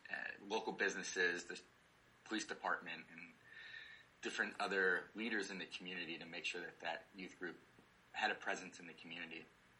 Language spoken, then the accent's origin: English; near Cleveland, Ohio, United States; I grew up in Ohio, near Cleveland, and so a big, big Ohio fan.